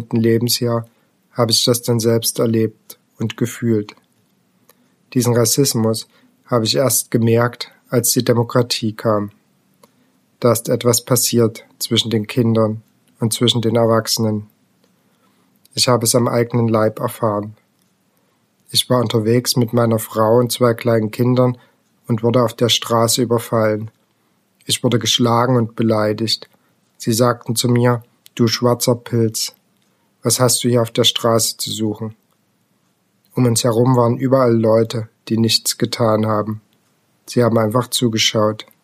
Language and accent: German; Rimavská Sobota, Banská Bystrica Region, Slovakia; Ich bin in der Slowakei geboren, in Rimavska Sobota, in einem Roma-Viertel. Meine Mutter hat gearbeitet, mein Vater nicht. Ich bin sehr gut aufgewachsen